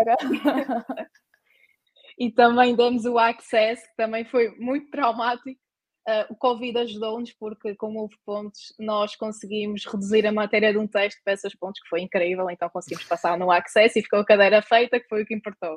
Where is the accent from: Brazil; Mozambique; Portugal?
Portugal; Terceira Island, Azores; moved away as an adult; now in Porto, Portugal